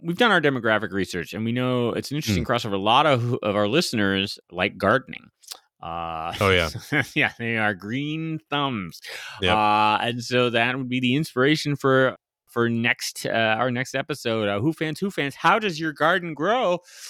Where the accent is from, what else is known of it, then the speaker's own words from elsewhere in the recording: Scotland, United Kingdom; I'm a Scotsman myself. What can I say?